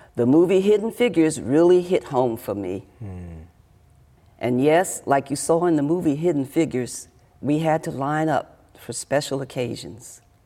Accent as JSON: {"language": "English", "town": "Washington", "region": "District of Columbia", "country": "United States", "tie": "born or raised there", "said": "I was born in Washington, D.C. in the 40s."}